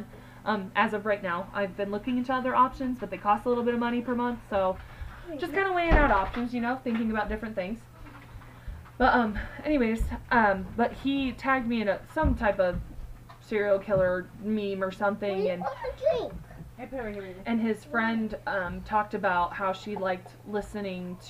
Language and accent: English; Kansas, United States; if we're from Kansas